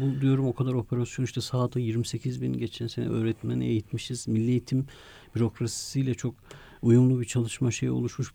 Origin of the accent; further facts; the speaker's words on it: Ankara, Turkey; also born or lived in Kars; iki yaşında biz Ankara'ya taşınmışız. Ankara'nın da Sincan semtinde aslında Çocukluğum